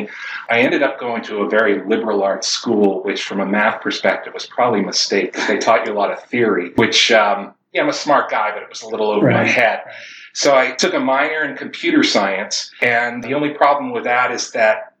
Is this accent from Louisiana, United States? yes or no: no; Boston, Massachusetts, United States; moved away as an adult; also born or lived in Michigan / California; I grew up in the Boston area